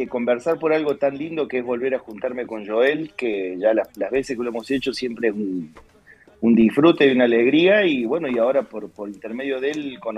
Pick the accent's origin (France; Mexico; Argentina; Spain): Argentina; Buenos Aires; also born or lived in Córdoba; Sí, claro, porque yo vivo acá desde que tengo ocho años. Mi mamá, como cantante, se vino a probar suerte a Buenos Aires y toda mi vida eh, está hecha acá.